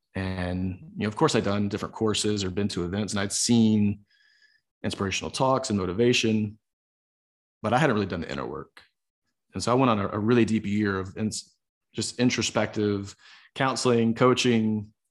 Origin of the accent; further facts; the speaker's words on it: the South, United States; growing up in the South